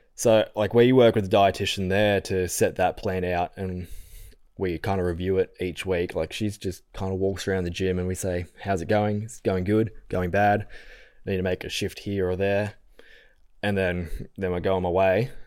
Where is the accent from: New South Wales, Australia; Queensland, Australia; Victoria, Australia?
New South Wales, Australia; Falconbridge; also born or lived in Penrith; I lived out at Falconbridge. So if anyone listening knows the Blue Mountains, it's near Springwood High School.